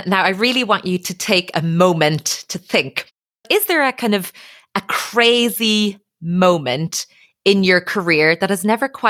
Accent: Ireland

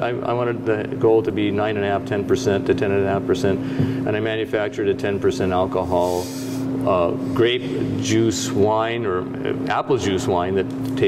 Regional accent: Seattle, Washington, United States; moved away; also born or lived in Chicago; I grew up on Capitol Hill in Seattle

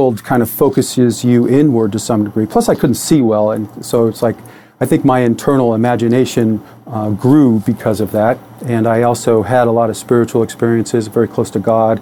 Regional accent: Detroit, Michigan, United States; I was born in Detroit, Michigan in 1966

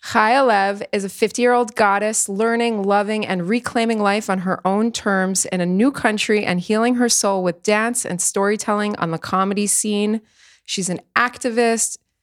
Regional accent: United States; now in Israel; We're both from the States

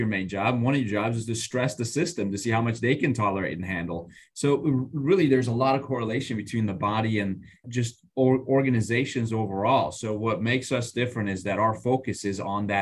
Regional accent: Iran; moved away; I grew up in Iran

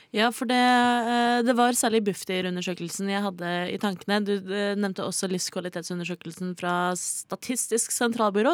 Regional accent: Oslo, Norway; jeg er fra Oslo

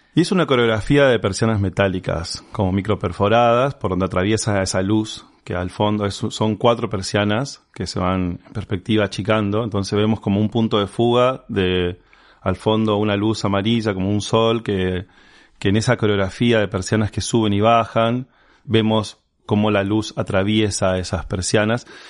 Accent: Resistencia, Chaco, Argentina; yo haya nacido en la ciudad de Resistencia

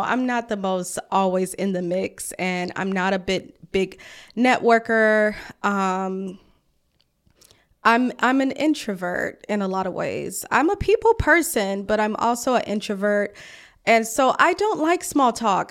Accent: Mississippi, United States; also born or lived in Atlanta; now in Washington, D.C., United States; I'm from Mississippi.

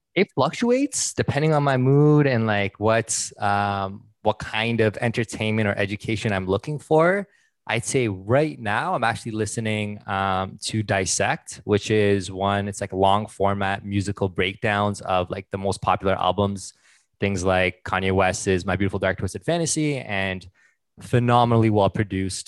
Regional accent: Ottawa, Ontario, Canada; moved away as an adult; now in Vancouver, Canada; born and raised in Ottawa, currently based out of Vancouver.

